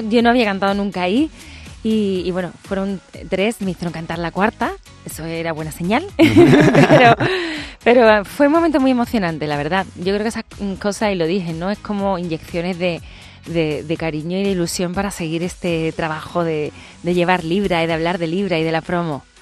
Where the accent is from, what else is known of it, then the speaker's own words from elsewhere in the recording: Seville, Andalusia, Spain; en Sevilla, en mi tierra